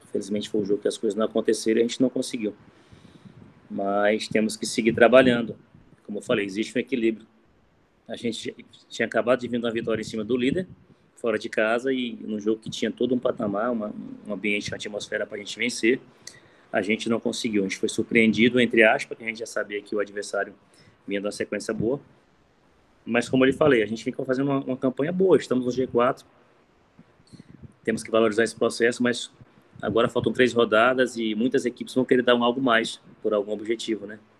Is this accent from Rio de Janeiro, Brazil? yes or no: no; Imperatriz, Maranhão, Brazil; also born or lived in Marabá; É, sou natural de Marabá, Pará, mas toda a minha, minha criação foi Imperatriz do Maranhão.